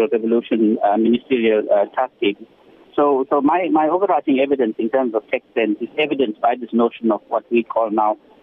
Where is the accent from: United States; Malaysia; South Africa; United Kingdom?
South Africa